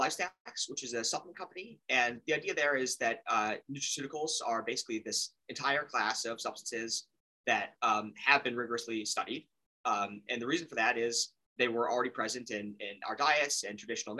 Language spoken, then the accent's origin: English; Chicago, Illinois, United States; I grew up in Chicago, still live there